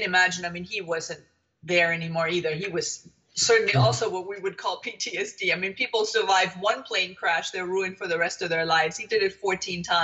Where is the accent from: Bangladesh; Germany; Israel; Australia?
Germany; moved away; I am originally from Germany, and I was born in the wake of the Second World War